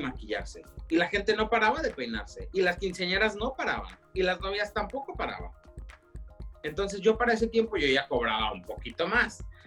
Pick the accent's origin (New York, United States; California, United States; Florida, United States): California, United States; Woodland; also born or lived in Hanford, California; a muy temprana edad mis padres decidieron venirse para el norte de California, aquí a Woodland